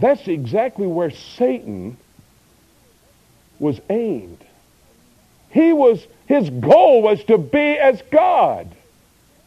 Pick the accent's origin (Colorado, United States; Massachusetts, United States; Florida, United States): Florida, United States; Miami; moved away as an adult; also born or lived in Del Rio, Texas; I was born and raised in Miami, Florida.